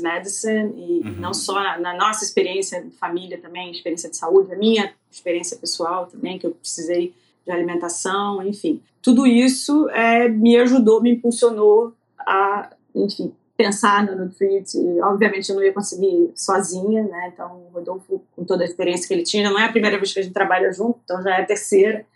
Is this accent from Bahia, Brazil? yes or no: no; Rio de Janeiro, Brazil; moved away as an adult; also born or lived in Florida / Connecticut / Australia; now in United States; sou carioca, nasci, obviamente, no Rio de Janeiro.